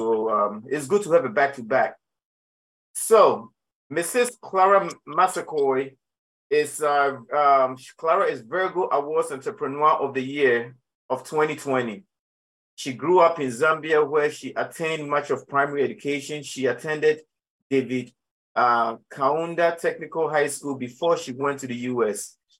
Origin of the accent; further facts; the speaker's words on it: Ghana; well, being a Ghanaian African that I am, all yams are not the same.